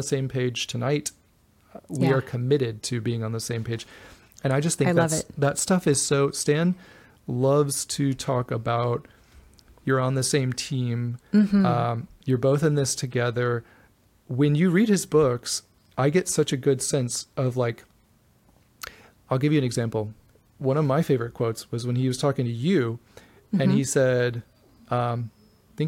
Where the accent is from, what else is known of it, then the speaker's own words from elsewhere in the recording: the South, United States; I'm from the South